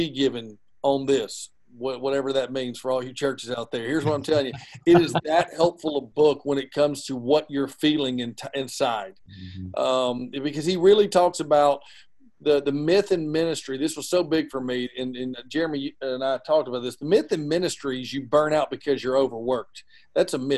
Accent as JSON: {"language": "English", "region": "Georgia", "country": "United States", "said": "we're from Georgia."}